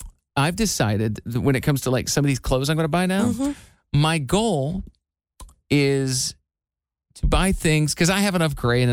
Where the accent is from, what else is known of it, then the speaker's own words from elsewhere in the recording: Midwest, United States; I'm from the Midwest.